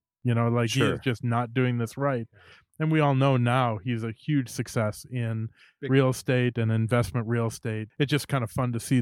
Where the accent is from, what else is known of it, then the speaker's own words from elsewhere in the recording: Bloomington, Minnesota, United States; I grew up in Bloomington